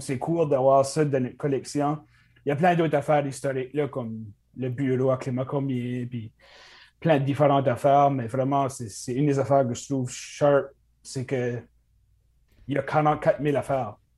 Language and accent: French; Cap-Pelé, New Brunswick, Canada; moved away as an adult; now in Dieppe, Canada; originellement, je viens de Capelé.